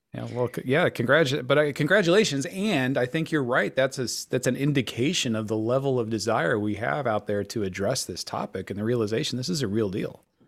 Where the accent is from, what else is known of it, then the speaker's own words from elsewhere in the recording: Denver, Colorado, United States; I also am from Denver, Colorado, grew up there.